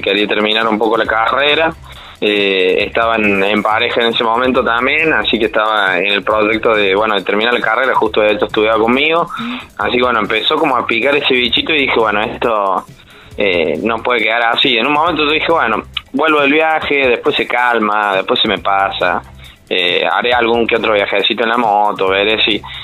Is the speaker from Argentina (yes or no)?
yes; Córdoba, Argentina; como buen cordobés, bastante sociable he salido